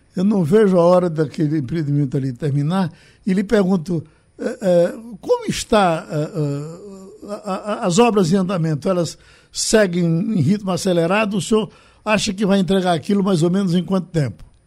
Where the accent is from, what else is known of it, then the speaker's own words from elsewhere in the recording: Pesqueira, Pernambuco, Brazil; now in Recife, Brazil; a minha terra pesqueira vivia decadente